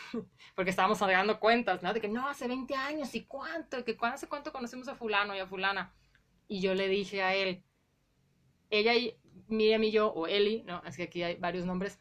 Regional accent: Guadalajara, Jalisco, Mexico; also born or lived in Colima; yo Nací en Colima, pero se mudaron mis papás súper rápido. Yo tenía seis meses, yo prácticamente crecí toda mi vida en la colonia Morelos

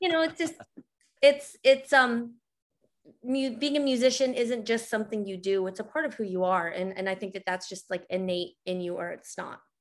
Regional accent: New Mexico, United States; I grew up in New Mexico

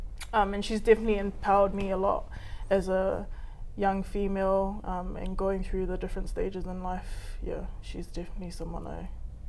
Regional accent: Hawaii, United States; I'm from Hawaii, so that's that all came from that very humble Instagram page that we started off with some interesting layouts.

